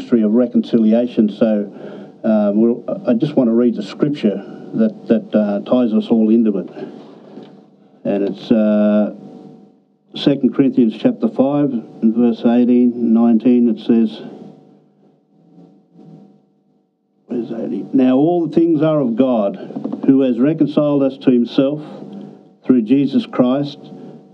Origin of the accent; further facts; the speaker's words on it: Bourke, New South Wales, Australia; I'm from Bourke, New South Wales